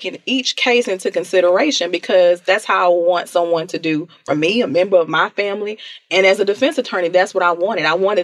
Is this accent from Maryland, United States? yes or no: no; Houston, Texas, United States; I'm from South Park, and I say it all the time, very proud of where I came from.